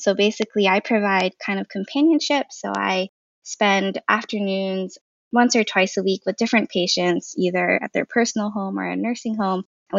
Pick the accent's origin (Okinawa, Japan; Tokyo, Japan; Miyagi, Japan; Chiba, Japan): Okinawa, Japan; born there; I was born in Okinawa, Japan, which is a small island off the coast of Japan.